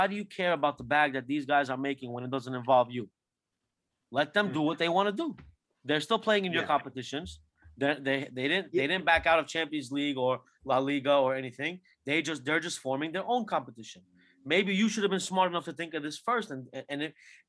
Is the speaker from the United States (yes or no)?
no; Turkey; I'm from Turkey